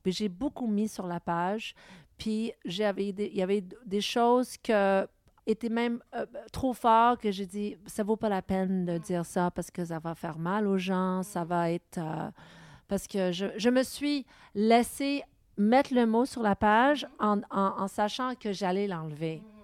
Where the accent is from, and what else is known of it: Montreal, Quebec, Canada; first language English; French is a second language